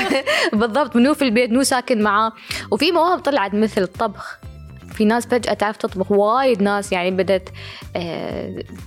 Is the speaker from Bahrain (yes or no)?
no; United Arab Emirates; رسامة إماراتية وكاتبة